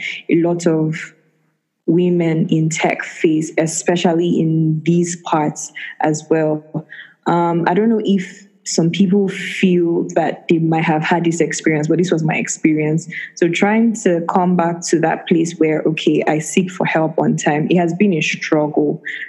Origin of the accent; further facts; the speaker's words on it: Nigeria; as a Nigerian woman in tech